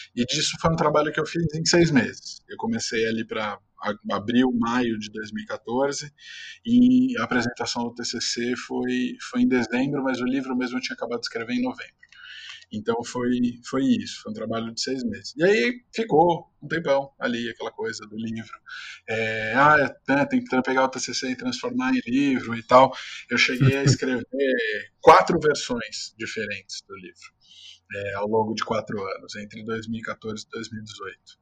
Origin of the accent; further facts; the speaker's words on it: São Caetano do Sul, São Paulo, Brazil; sou de São Caetano, cresci no ABC